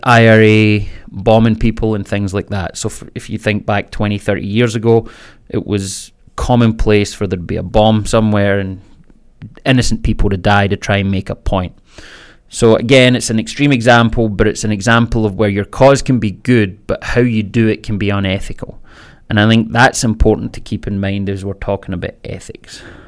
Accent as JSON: {"language": "English", "region": "Scotland", "country": "United Kingdom", "tie": "born or raised there", "said": "I was born in Scotland, raised Catholic"}